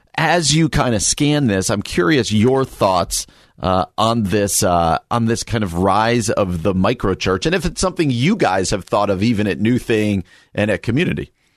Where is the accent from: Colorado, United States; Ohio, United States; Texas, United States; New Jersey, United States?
New Jersey, United States; moved away; where I grew up in New Jersey